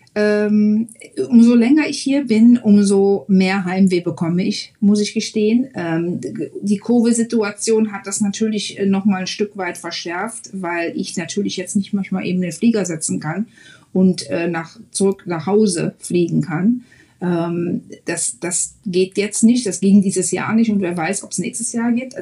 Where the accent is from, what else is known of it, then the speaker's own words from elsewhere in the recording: Mönchengladbach, North Rhine-Westphalia, Germany; moved away as an adult; now in Frisco, United States; Ich bin geboren in Mönchengladbach und ich lebe und arbeite jetzt in Frisco, Texas